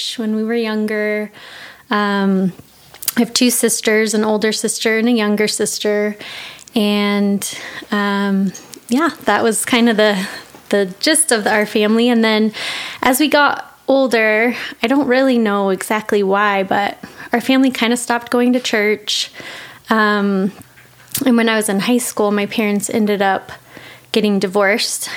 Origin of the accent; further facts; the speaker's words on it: Monument, Colorado, United States; moved away as an adult; Born in Colorado Springs, grew up in a little tiny town, Monument